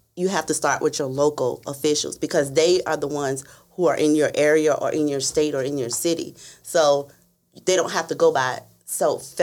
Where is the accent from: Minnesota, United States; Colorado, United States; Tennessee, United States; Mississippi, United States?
Tennessee, United States; Memphis; moved away as an adult; I'm from Memphis in Tennessee